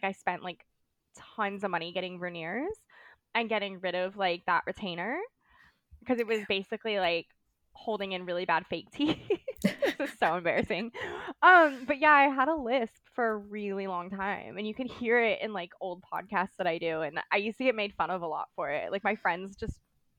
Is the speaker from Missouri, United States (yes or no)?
no; California, United States; accent: Valley Girl; now in Australia; but also living in Australia, my Valley Girl accent isn't as nasally as it used to be. It used to be way worse.